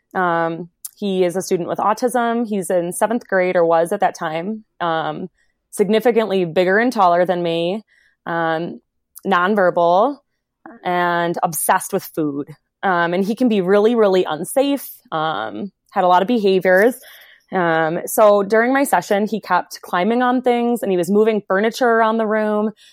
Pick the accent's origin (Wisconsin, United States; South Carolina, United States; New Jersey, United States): Wisconsin, United States; moved away as an adult; also born or lived in Virginia; for grad school, I moved from Wisconsin to a small school um, in Virginia.